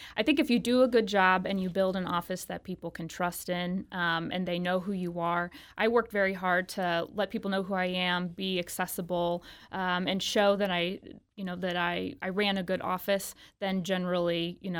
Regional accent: Fenton, Missouri, United States; So I grew up in Fenton, right off, very close to the old Chrysler plant where that used to be. And I went to grade school at St. Paul's in Fenton.

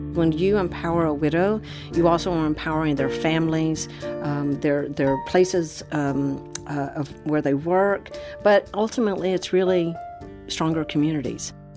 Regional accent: Orlando, Florida, United States; back to my hometown for a homecoming in Orlando, Florida

